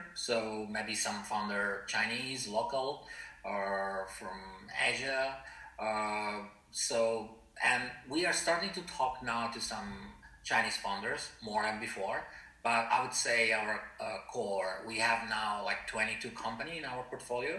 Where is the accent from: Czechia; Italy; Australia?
Italy; moved away as an adult; now in Shanghai, China; I'm from Italy